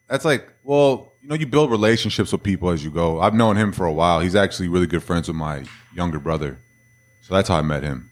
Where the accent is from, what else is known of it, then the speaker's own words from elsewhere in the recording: Minnesota, United States; now in Texas, United States; everybody knows I'm from Minnesota because all I wear is Minnesota gear